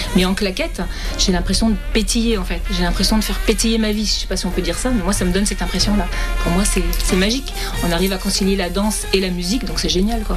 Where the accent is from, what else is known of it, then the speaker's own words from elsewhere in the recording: Saint-Rémy-de-Provence, Provence-Alpes-Côte d'Azur, France; j'ai 60 ans et je viens de Saint-Rémy-Provence.